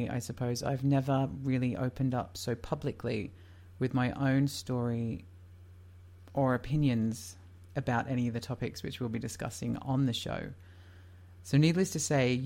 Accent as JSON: {"language": "English", "town": "Leicester", "region": "East Midlands", "country": "United Kingdom", "tie": "born or raised there", "said": "I was born in Leicester, England in August of 1985."}